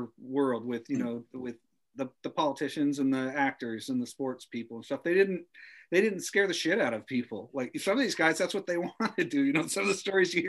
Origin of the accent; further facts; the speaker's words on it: West Coast, United States; I grew up here on the West Coast